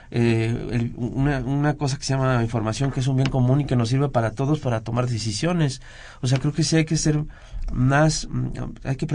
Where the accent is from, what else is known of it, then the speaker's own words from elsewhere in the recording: Veracruz, Mexico; soy jarocho